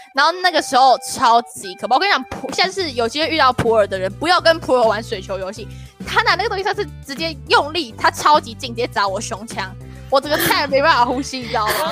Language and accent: Chinese; northern Taiwan, Taiwan; also born or lived in Xialun; 我们都是北部人